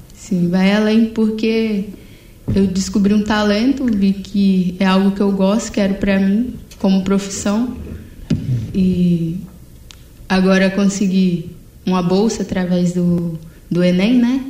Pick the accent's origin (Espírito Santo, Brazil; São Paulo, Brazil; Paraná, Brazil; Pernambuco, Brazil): Espírito Santo, Brazil; Serra; Eu cresci em Jardim Carapina Atualmente estou morando em Taquaraum, que é na Serra também